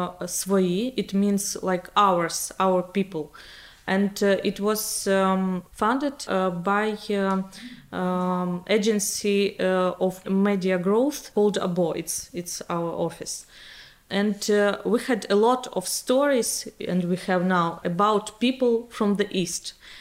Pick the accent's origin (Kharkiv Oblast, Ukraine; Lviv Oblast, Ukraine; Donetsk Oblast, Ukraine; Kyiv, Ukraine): Donetsk Oblast, Ukraine; Bakhmut; English is a second language; I'm a Ukrainian journalist. I used to live in the east of Ukraine all my life. So my hometown, Bakhmut, is now in the front line.